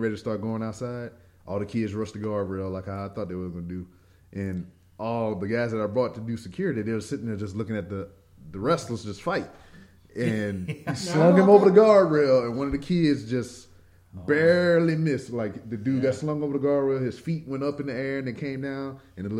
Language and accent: English; Louisiana, United States; now in Missouri, United States; I'm from Louisiana